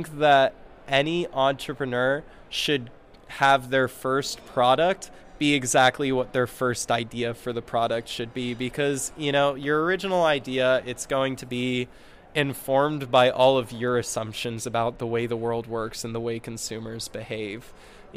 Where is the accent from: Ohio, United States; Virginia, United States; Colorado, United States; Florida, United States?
Colorado, United States; Boulder; I'm from Boulder, Colorado